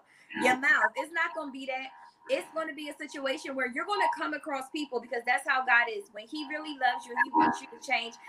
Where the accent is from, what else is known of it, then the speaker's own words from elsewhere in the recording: Philadelphia, Pennsylvania, United States; I'm from Philadelphia